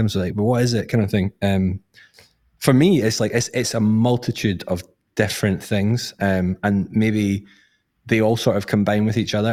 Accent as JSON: {"language": "English", "region": "Scotland", "country": "United Kingdom", "said": "I'm from Scotland"}